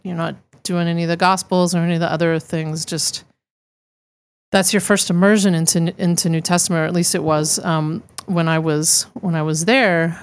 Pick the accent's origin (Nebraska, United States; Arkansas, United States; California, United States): Arkansas, United States; being raised, uh, I'm from Arkansas originally